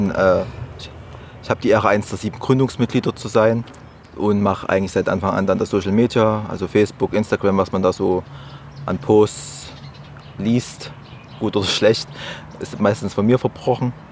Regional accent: Oschatz, Saxony, Germany; born there; now in Leipzig, Germany; Ich bin gebürtiger Oschatzer. Wer es nicht kennt, direkt zwischen Leipzig und Dresden, fast in der Mitte.

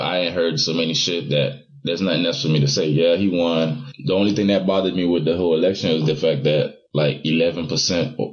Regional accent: Haiti; now in United States; I was born in Haiti. I just became a citizen literally like a few months ago.

